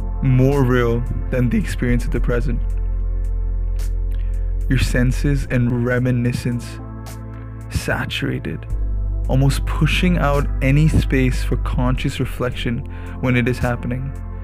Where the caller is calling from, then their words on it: Bangalore, Karnataka, India; I'm tuning in from Bangalore, India.